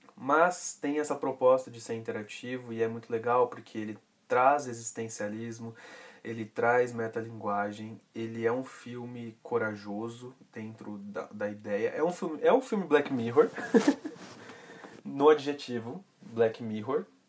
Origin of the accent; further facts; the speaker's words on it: Brazil; a gente é brasileiro